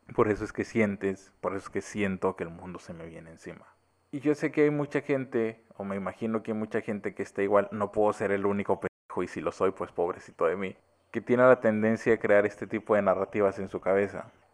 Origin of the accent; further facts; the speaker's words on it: Mexico; soy mexicano